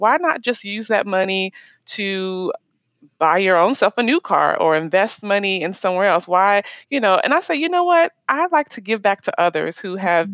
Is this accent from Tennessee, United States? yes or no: yes; Nashville, Tennessee, United States; moved away as an adult; also born or lived in Miami, Florida / Orlando, Florida / Maryland / Colorado; now in Dallas, United States; I'm originally from Nashville, Tennessee, but I mm-hmm. currently live in Dallas, Texas